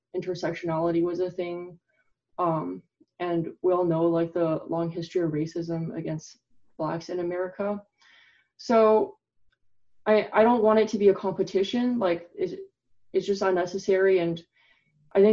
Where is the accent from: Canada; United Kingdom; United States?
Canada; who's Chinese, I grew up in Canada